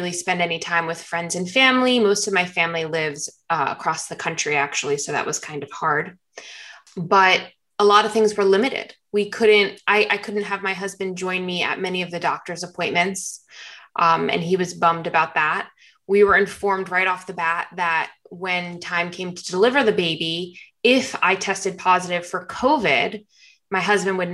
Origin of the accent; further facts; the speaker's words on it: New Jersey, United States; now in Florida, United States; We're originally from New Jersey